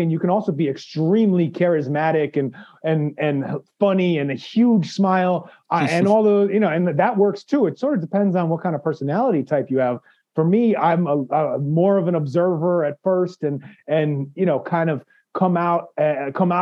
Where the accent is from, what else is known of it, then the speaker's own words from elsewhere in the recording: New York City, New York, United States; also born or lived in Philippines; I had an hour and a half ride to my high school on the subway growing up in New York